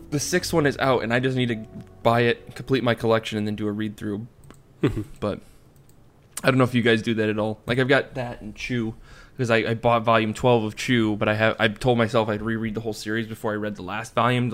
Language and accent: English; United Kingdom; now in France; I'm also British in France.